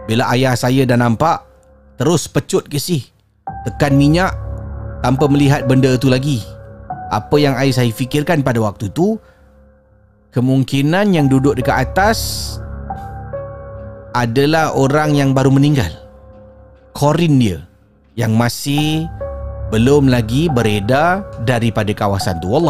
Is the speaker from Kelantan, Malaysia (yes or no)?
no; Johor, Malaysia; Saya berasal dari Johor